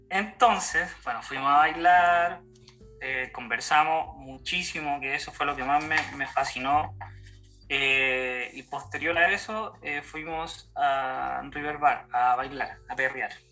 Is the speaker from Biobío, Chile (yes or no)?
no; Santiago, Santiago Metropolitan Region, Chile; moved away as an adult; eh, vengo de Chile, eh, de la capital de, de, Chile, Santiago de Chile.